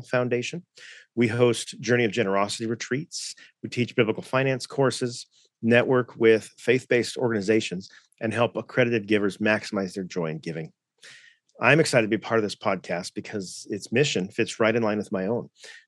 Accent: Southern California, United States; moved away as an adult; now in Coeur d'Alene, United States; I was raised in Southern California, which I like to say is a good place to be from.

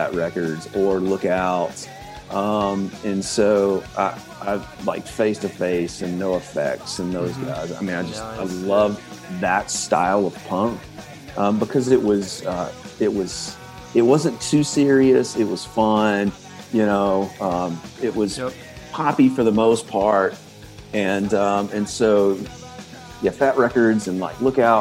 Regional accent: Birmingham, Alabama, United States; I grew up in Birmingham, and in the 90s, so I'm 41

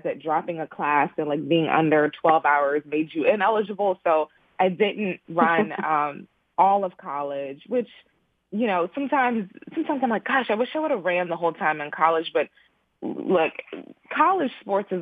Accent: Houston, Texas, United States; I am originally from Houston, Texas, born and raised by way of Nigerian immigrant parents

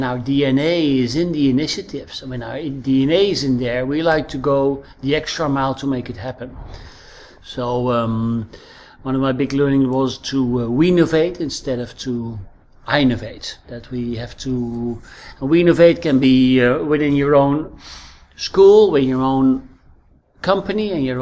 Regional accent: Netherlands; accent: Dutch; English is a second language; moved away as an adult; now in Crete, Greece; As you can probably hear from my accent, I'm Dutch. I'm living on Crete the last few years

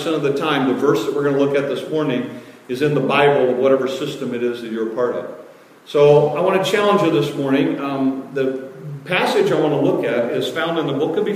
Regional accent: Detroit and Chicago, Midwest, United States; moved away; I grew up in Detroit and Chicago

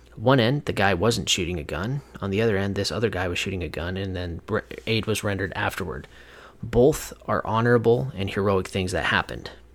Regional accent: Whatcom County, Washington, United States; moved away; back in my hometown where I grew up. Uh, you know, years ago, and that is a place called Whatcom County.

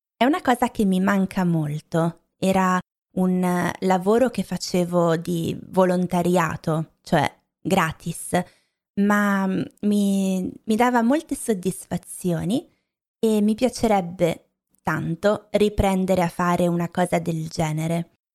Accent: Lombardy, Italy; moved away; crescendo in Lombardia non avevo mai mangiato la pizza napoletana

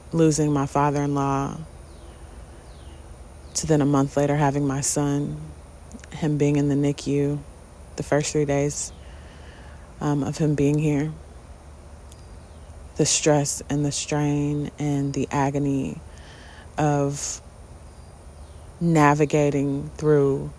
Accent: United States; being an American and a Black American

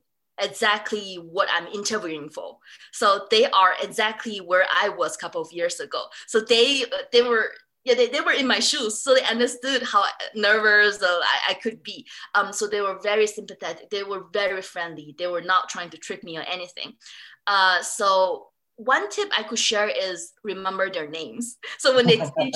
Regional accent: Singapore; moved away; also born or lived in London, United Kingdom; I grew up in Singapore, I study in London School of Economic and Political Science.

